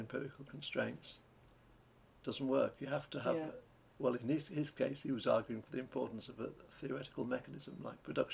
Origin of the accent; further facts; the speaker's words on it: Lancashire, North West England, United Kingdom; I come from Lancashire, a county that you may have heard of. And this is surrounded by little mountains, the Peak District, the Lake District, North Wales